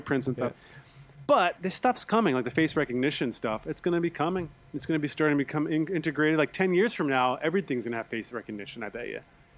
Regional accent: United States; moved away; living abroad as an American

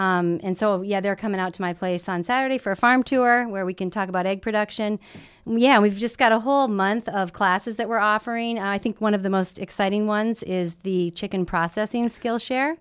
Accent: Lemmon, South Dakota, United States; moved away as an adult; also born or lived in Washington, D.C.; I grew up in Lemon, South Dakota

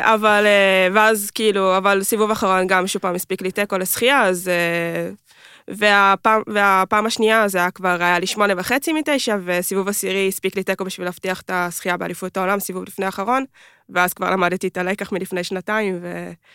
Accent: Kfar Saba, Central District, Israel; גדלתי במועדון בכפר סבא

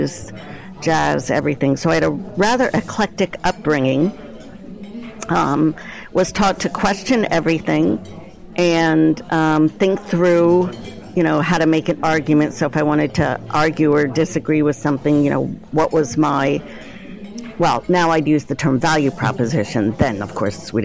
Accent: New Jersey, United States; also born or lived in New York; now in Cleveland, United States; So I'm originally from New Jersey, a commuting suburb of Manhattan. So I grew up on the ocean in New Jersey.

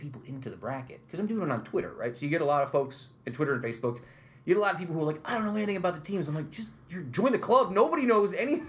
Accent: Utica, New York, United States; growing up in South Utica

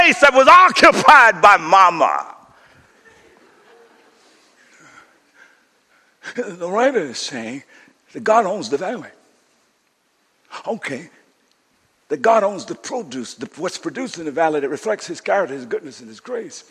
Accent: Coushatta, Louisiana, United States; When I grew up in Coshatta, we had a small house

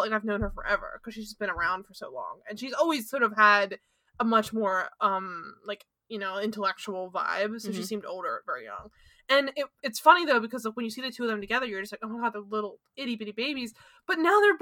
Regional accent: Philadelphia, Pennsylvania, United States; we're both from Philly.

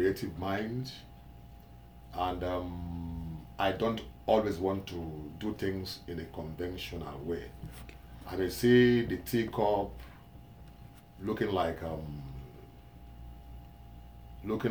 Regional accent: Nigeria; I'm from West Africa, Nigeria

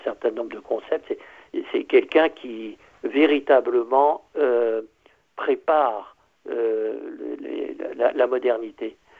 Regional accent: Berry, Centre-Val de Loire, France; je suis très très heureux d'être de cette, de cette petite région française

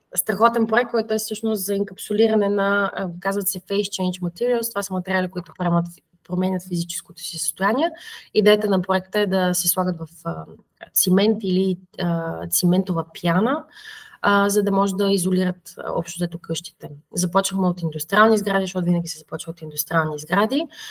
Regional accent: Plovdiv, Plovdiv Province, Bulgaria; moved away as an adult; now in Verona, Italy; аз съм от Кършака, а, Гагарин

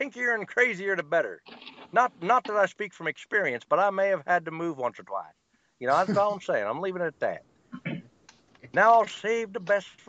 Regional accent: Alabama, United States; I was born and raised in Alabama, but I tour the world looking for monsters and scary shit.

